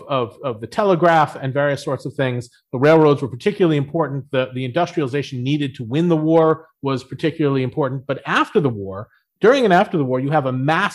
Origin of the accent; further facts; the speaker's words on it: Boston, Massachusetts, United States; I grew up in Boston